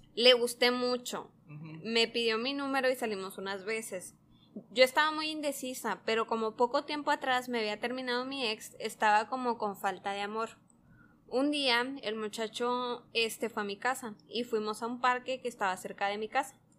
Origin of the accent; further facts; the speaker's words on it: Sonora, Mexico; accent: Sonoran; con nuestro acento sonorense